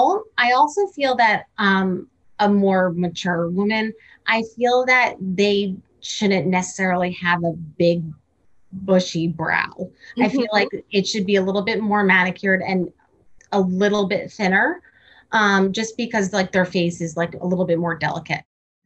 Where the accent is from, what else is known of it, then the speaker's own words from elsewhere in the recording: Cranford, New Jersey, United States; I grew up in Cranford. Oh. Which is New Jersey as well.